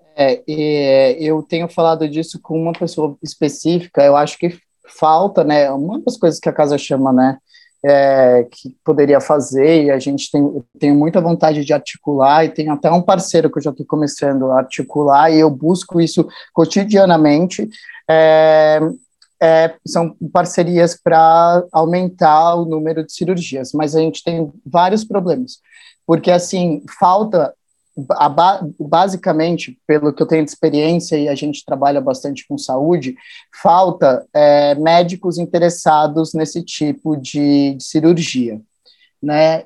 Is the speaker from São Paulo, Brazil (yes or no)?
yes; São Paulo, Brazil; also born or lived in Jarinu, São Paulo; Eu sou da Zona Norte, do Parque Novo Mundo, cresci na Vila Maria, ali por ali